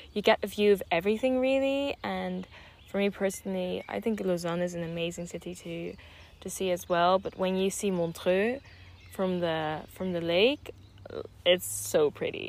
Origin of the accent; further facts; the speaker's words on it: Netherlands; also born or lived in Switzerland; I'm Dutch and Swiss, and Switzerland is like second home to me because I grew up mostly in the Netherlands.